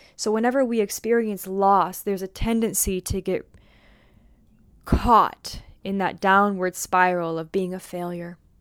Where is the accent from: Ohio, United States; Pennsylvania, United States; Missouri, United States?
Missouri, United States; St. Louis; I'm from Saint Louis, where there's, like, lots of farmer type people around